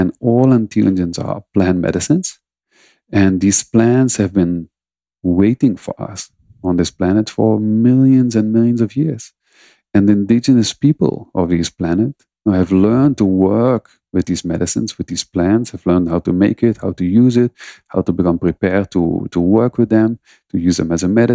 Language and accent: English; Netherlands; I'm from the Netherlands